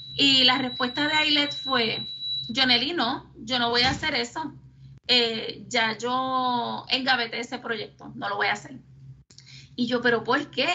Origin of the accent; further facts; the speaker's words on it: Lares, Puerto Rico; moved away as an adult; also born or lived in San Juan metropolitan area; yo soy natural de Lares, nacida y criada en Lares